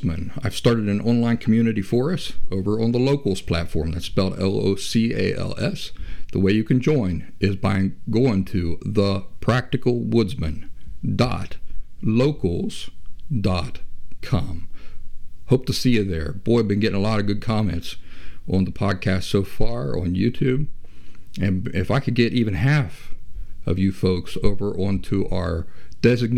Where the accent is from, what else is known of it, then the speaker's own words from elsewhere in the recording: Appalachia, United States; I grew up in Appalachia, as I mentioned last week, in the area where West Virginia, Kentucky, and southeastern Ohio meet